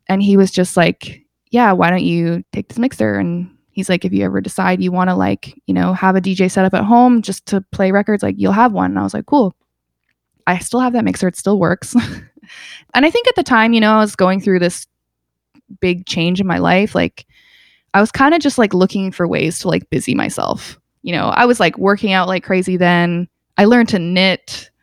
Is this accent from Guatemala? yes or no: no; Calgary, Alberta, Canada; also born or lived in England; now in Toronto, Canada; I grew up in Calgary